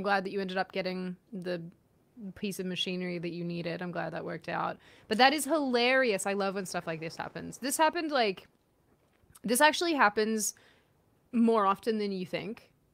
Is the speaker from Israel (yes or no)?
no; Australia; I'm Aussie